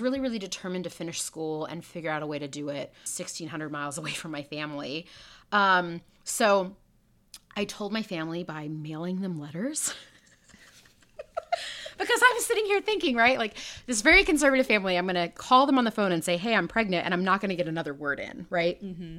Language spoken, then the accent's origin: English; Houston, Texas, United States; I am from Texas, Houston originally.